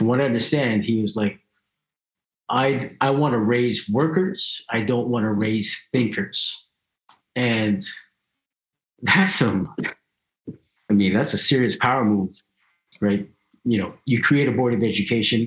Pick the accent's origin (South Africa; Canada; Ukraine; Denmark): Canada; I'm happy that I'm born here. You know, I'm glad that I was raised here. You know, it's cool growing up in Canada